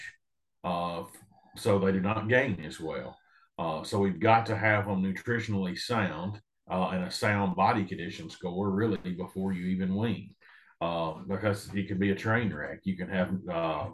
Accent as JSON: {"language": "English", "region": "Tennessee", "country": "United States", "tie": "born or raised there", "also_born_or_lived": "Missouri", "moved": "yes", "lives_now": "Kansas, United States", "said": "Originally, I grew up in Tennessee."}